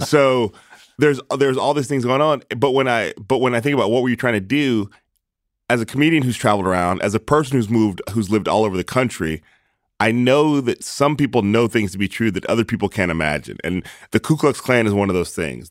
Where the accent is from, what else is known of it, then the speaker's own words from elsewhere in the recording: East Palo Alto, California, United States; I was born in East Palo Alto, or, uh, that's where my parents were when I was born